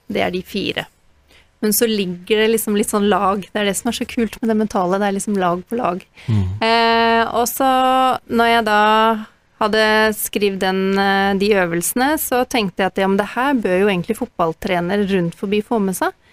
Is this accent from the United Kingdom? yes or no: yes; Northern Ireland, United Kingdom; now in Norway; jeg vokste opp i Nord-Irland